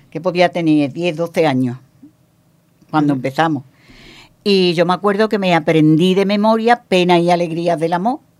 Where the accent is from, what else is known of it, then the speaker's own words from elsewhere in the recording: Morocco; moved away; me emociono más porque han pasado tantos años desde que yo salí de Marruecos.